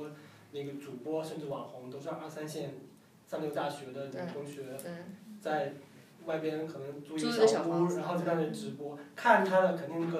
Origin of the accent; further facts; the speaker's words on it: China; 我们中国人